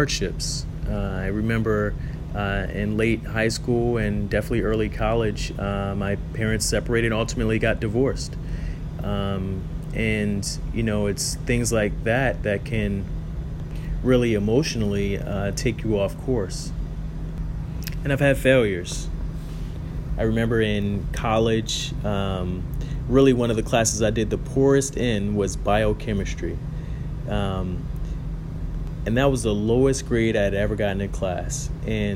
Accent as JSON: {"language": "English", "town": "Baltimore", "region": "Maryland", "country": "United States", "tie": "born or raised there", "said": "I grew up in the Baltimore area"}